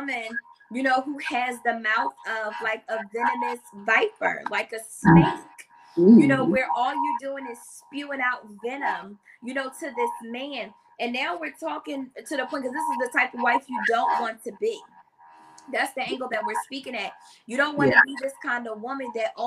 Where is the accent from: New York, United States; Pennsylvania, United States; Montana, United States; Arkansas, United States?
Pennsylvania, United States; Philadelphia; I'm from Philadelphia